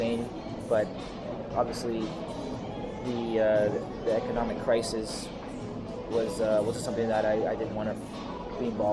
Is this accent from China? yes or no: no; Canada; as a Canadian